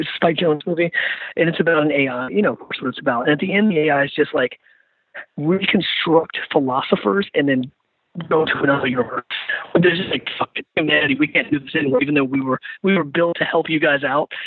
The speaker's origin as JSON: {"language": "English", "town": "Richmond", "region": "Virginia", "country": "United States", "tie": "born or raised there", "said": "I think about my hometown, I think about Richmond and the monuments"}